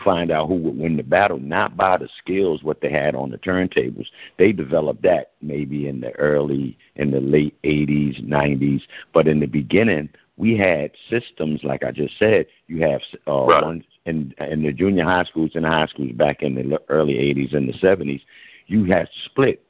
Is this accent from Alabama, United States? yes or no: no; New York City, New York, United States; I was born in the Bronx, which we call the Boogie Down Bronx, where the hip hop started